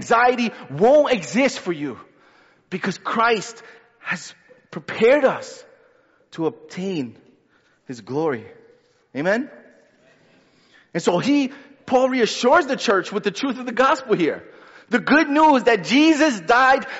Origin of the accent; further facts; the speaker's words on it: New York City, New York, United States; I'm a New Yorker